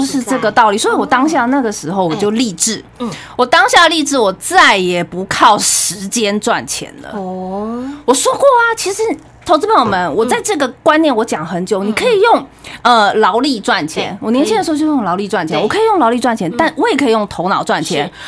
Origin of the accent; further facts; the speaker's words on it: Taiwan; 我是那种从小是眷村长大的